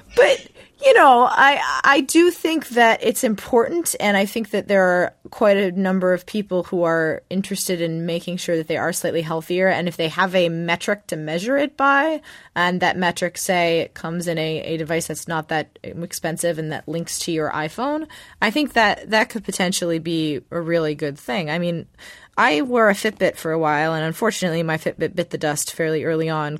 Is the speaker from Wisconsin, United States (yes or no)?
no; Los Angeles, California, United States; I had friends who lived in West Covina when I was growing up in Los Angeles